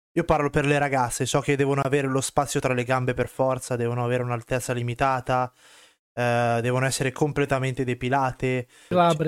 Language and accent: Italian; Southern Italy, Italy; io son del sud Italia